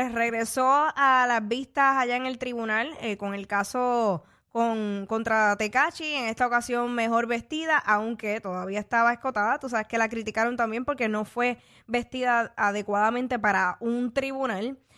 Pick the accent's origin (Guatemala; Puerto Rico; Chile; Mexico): Puerto Rico; nosotros como boricuas